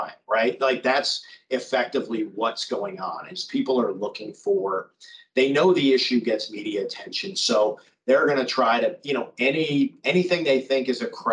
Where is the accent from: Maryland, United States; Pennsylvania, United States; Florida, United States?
Florida, United States; Miami; I grew up in Miami